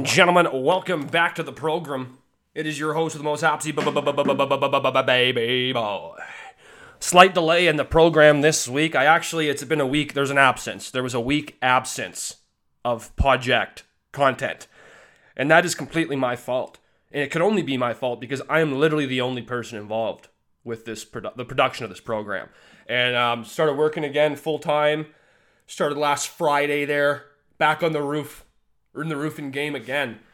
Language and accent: English; Alberta, Canada; I'm from Alberta